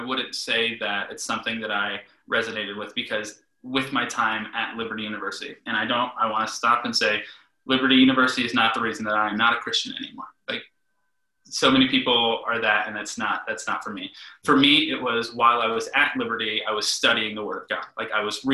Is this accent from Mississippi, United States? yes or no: no; Okeechobee, Florida, United States; also born or lived in Fort Pierce, Florida; I grew up in a little town. Grew up in Okeechobee, Florida, but I was born in Fort Pierce, Florida.